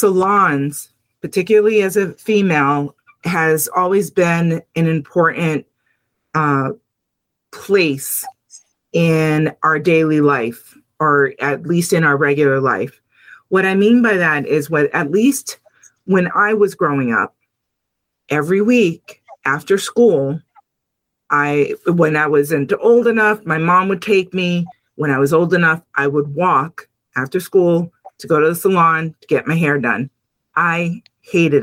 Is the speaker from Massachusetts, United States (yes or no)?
yes; Lawrence, Massachusetts, United States; I come from Lawrence, Massachusetts, which currently is the second largest Dominican community in the United States.